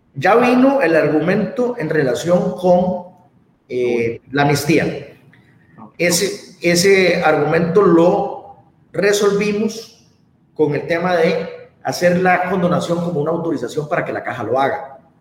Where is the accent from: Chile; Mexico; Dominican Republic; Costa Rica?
Costa Rica; los costarricenses